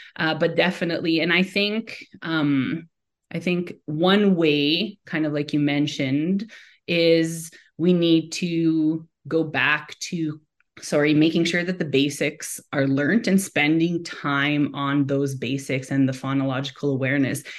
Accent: Montreal, Quebec, Canada; now in Alberta, Canada; born and raised in Montreal, but I call Alberta home now and have been here since two thousand and seven

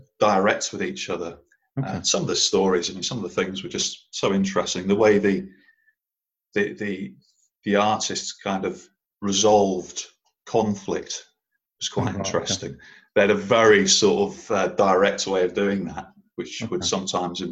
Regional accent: Norwich, East of England, United Kingdom; moved away as an adult; I was brought up in Norwich, which really is great. It's lovely, and I was there until I was about 19

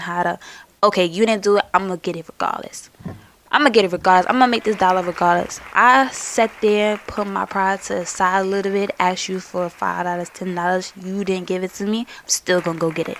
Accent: New York City, New York, United States; I'm from Brooklyn

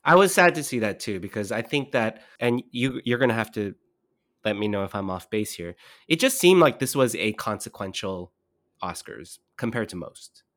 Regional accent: Southern California, United States; I grew up in Southern California

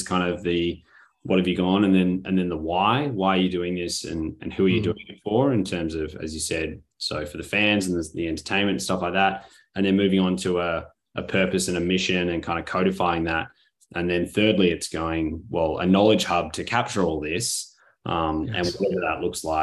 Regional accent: Australia; as an Australian

